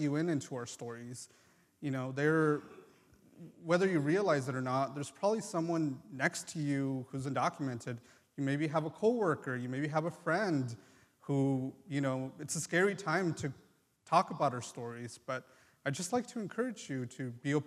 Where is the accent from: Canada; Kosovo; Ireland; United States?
United States; born or raised there; first language Triqui; English is a second language; also born or lived in Mexico